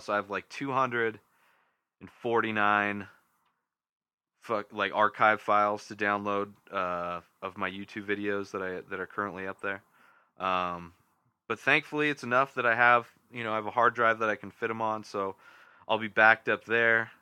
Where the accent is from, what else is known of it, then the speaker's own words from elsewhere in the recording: Southern California, United States; now in Denver, United States; Southern California is, is you know, I grew up there. So it's my back, it's my hometown, my home area